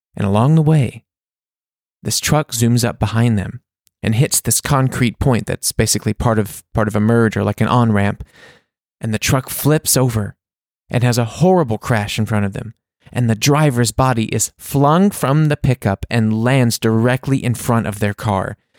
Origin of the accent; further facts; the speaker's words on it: Mississippi, United States; We grew up together in Mississippi